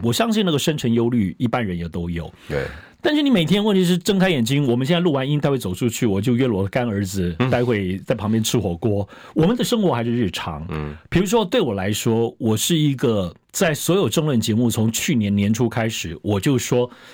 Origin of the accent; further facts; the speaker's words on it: Hualien County, Taiwan; 我是花莲人嘛